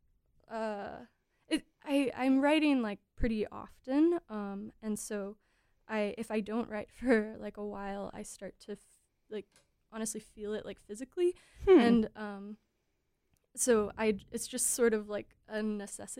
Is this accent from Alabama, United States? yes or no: yes; Alabama, United States; born or raised there